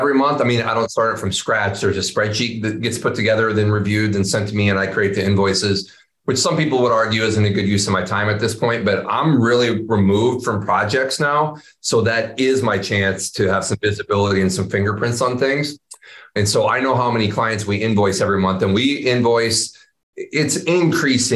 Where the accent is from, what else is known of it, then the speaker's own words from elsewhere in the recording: Iowa, United States; growing up in Iowa